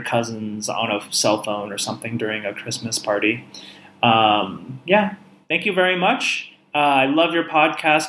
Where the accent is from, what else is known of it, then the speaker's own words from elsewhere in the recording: San Jose, California, United States; now in Kyiv, Ukraine; I'm from San Jose, California, but right now I'm living in Kiev, Ukraine